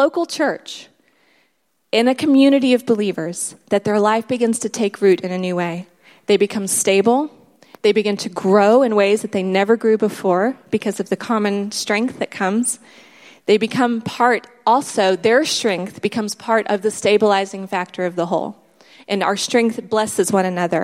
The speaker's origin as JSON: {"language": "English", "country": "United States", "also_born_or_lived": "South Africa", "moved": "as an adult", "said": "We're American"}